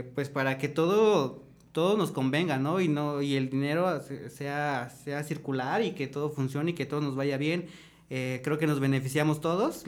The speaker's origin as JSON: {"language": "Spanish", "region": "State of Mexico", "country": "Mexico", "tie": "born or raised there", "also_born_or_lived": "Tulum", "moved": "as an adult", "lives_now": "Querétaro, Mexico", "said": "soy originario del Estado de México, tengo 27 años"}